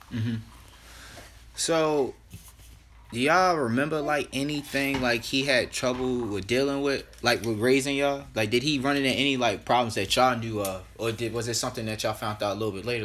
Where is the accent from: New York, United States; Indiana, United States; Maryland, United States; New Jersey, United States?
Maryland, United States; Baltimore County; it's Baltimore County forever